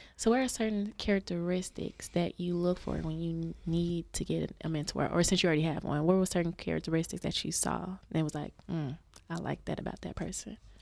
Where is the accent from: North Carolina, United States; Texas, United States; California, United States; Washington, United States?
Texas, United States; Dallas; also born or lived in Houston; Before when I moved, you know, back from Houston, 'cause I'm from Dallas